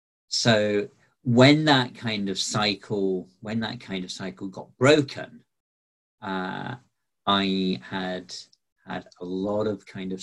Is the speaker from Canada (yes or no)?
no; Barnsley, Yorkshire and the Humber, United Kingdom; also born or lived in Glasgow / Bridlington; I was born in Glasgow, but I kind of grew up around Barnsley in South Yorkshire and around Bridlington in East Yorkshire. We kind of moved around a lot when I was growing up.